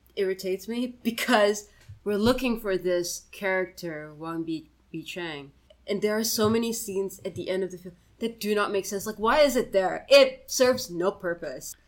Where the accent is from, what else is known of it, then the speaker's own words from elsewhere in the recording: Singapore; As a Singaporean